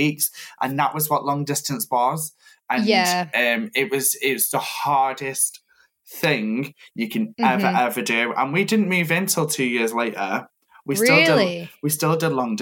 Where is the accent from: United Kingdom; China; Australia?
United Kingdom; Stoke-on-Trent, West Midlands; now in Manchester, United Kingdom; I'm from Stoke, but I live in Manchester